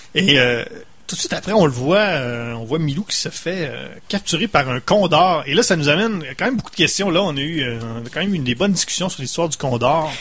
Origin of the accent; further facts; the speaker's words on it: Saguenay, Quebec, Canada; on vient du Saguenay